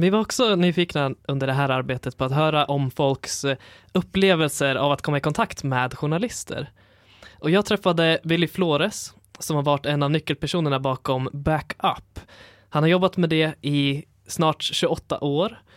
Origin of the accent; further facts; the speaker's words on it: Syria; now in Sweden; Jag är från Syrien och eh, det, vi tänker därifrån.